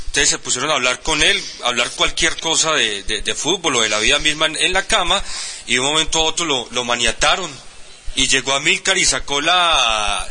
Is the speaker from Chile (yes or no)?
no; Antioquia, Colombia; como antioqueño